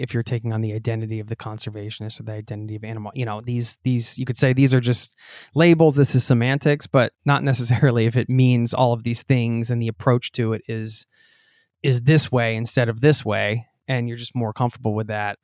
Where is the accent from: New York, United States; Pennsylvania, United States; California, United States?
Pennsylvania, United States; I'm from Pennsylvania too